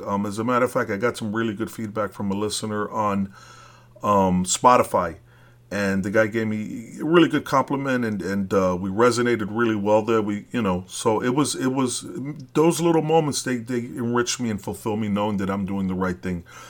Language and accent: English; New York City, New York, United States; moved away as an adult; I am from Brooklyn. I left it when I was thirty years old, so I'm a real Brooklyn dude.